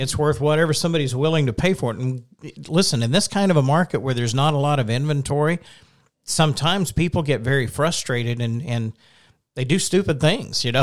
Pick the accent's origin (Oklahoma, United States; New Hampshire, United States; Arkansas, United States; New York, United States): Oklahoma, United States; I'm from Oklahoma